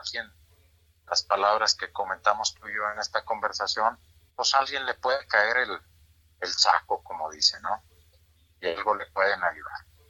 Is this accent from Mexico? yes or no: yes; Mexico; somos mexicanos y producimos bueno también aquí en México